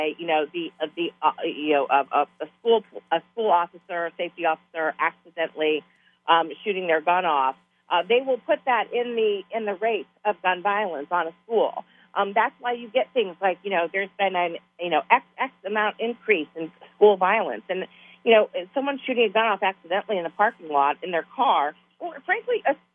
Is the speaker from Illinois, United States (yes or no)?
yes; Illinois, United States; I grew up in Illinois